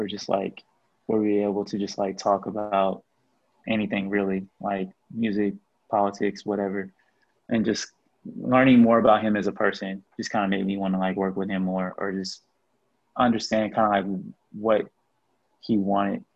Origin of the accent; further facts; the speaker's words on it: Grandview, Missouri, United States; also born or lived in Kansas City; I grew up in Grandview, or at least like part of my time in KC, I was in Grandview